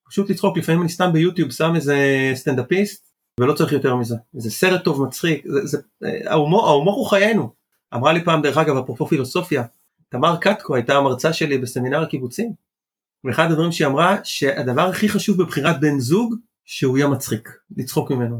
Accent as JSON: {"language": "Hebrew", "town": "Nitzanim", "region": "Southern District", "country": "Israel", "tie": "born or raised there", "also_born_or_lived": "Chile", "lives_now": "Holon, Israel", "said": "נולדתי בצ'ילה, דרום אמריקה, ועליתי לארץ בגיל שמונה חודשים, ישר לקיבוץ ניצנים"}